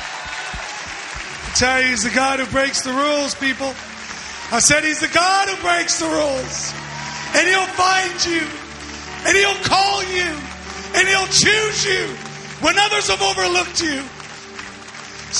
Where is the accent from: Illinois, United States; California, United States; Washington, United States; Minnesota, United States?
California, United States; San Diego; I'm from San Diego